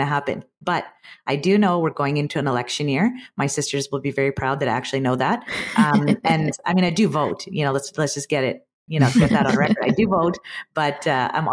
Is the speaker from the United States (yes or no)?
no; Canada; being Canadian